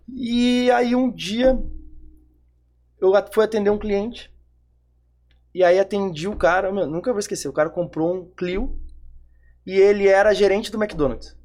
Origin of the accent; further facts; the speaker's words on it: Porto Alegre, Rio Grande do Sul, Brazil; eu sou de Porto Alegre, sou da Zona Sul de Porto Alegre